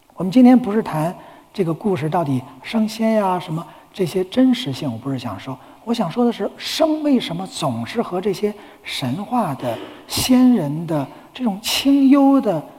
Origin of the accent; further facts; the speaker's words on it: China; 我们中国人